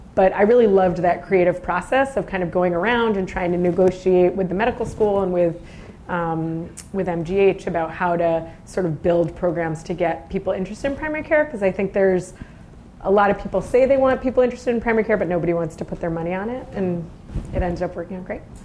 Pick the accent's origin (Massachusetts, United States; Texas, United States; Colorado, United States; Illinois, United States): Massachusetts, United States; Boston; moved away as an adult; also born or lived in Nashua, New Hampshire; now in San Francisco, United States; we then moved to Massachusetts when I was nine, and I spent my whole growing up saying I was not from there. I was from New Hampshire, but then I spent about 30 years there, so I guess now I'm really from Boston.